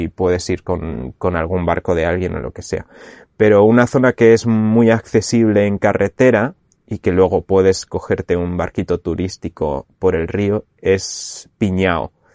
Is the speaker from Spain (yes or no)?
yes; Segovia, Castile and León, Spain; moved away as an adult; now in Canary Islands, Spain; mi pueblo de Segovia